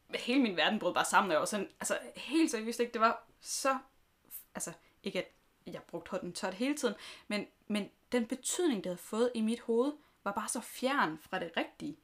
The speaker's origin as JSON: {"language": "Danish", "area": "Southern Jutland", "region": "Southern Denmark", "country": "Denmark", "moved": "yes", "said": "jeg kommer fra Sønderjylland"}